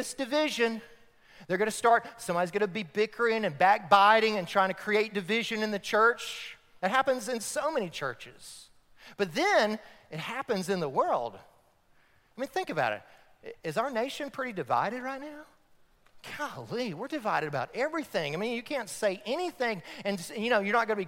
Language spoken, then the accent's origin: English; Florida, United States; I grew up in Florida, so I'm a Gator fan.